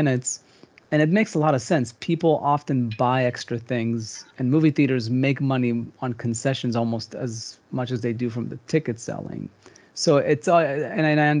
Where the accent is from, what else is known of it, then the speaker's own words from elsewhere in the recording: Israel; moved away; I grew up in Israel